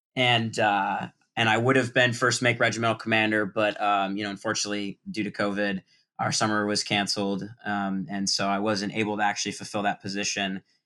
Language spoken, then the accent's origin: English; Culver, Indiana, United States; four-year senior uh, from Culver, Indiana